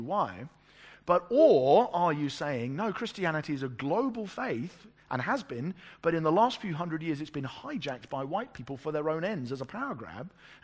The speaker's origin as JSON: {"language": "English", "region": "England", "country": "United Kingdom", "said": "I'm an English pastor"}